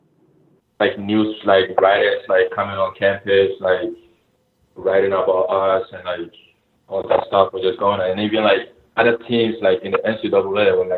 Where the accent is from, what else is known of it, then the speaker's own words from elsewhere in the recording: Ghana; now in United States; We grew up together in Ghana. Like, we played in the same academy. And we both came to the U.S. actually the same year